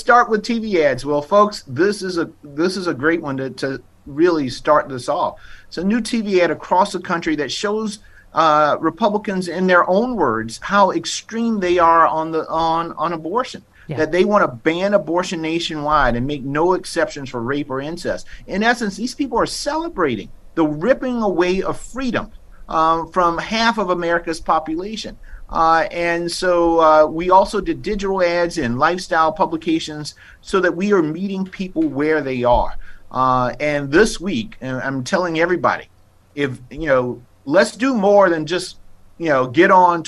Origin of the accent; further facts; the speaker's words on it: South Carolina, United States; I live in South Carolina. I grew up in South Carolina